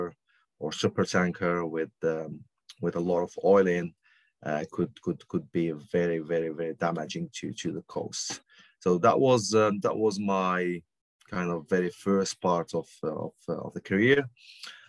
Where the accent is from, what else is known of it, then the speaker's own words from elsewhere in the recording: Algeria; moved away; I was born and I grew up in Algeria originally.